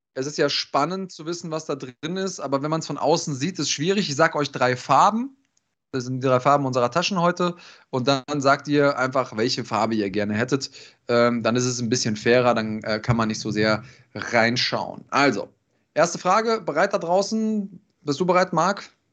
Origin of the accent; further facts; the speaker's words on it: Germany; bei uns in Deutschland